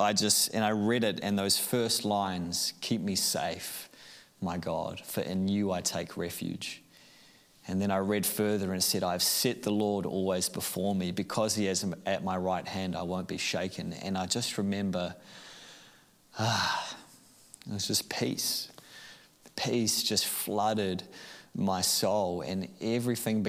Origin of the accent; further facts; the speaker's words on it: Auckland, New Zealand; I grew up in Auckland